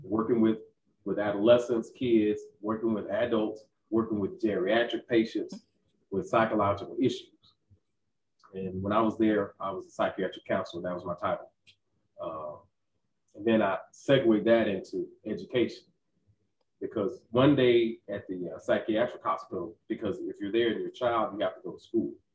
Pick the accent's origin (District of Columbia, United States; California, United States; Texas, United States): Texas, United States; Growing up in Texas as a as an African American male